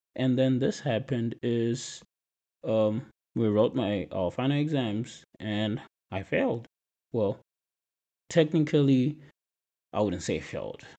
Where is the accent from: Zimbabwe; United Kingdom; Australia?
Zimbabwe; moved away as an adult; now in United States; I'm from Zimbabwe, which is a country in Southern Africa